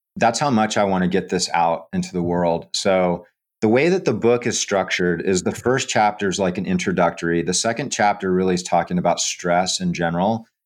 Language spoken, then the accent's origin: English; Hawaii, United States; also born or lived in Camp Lejeune, North Carolina; now in Florida, United States; I grew up in Hawaii, and my dad and sister still live out there. So I would travel from Florida to Hawaii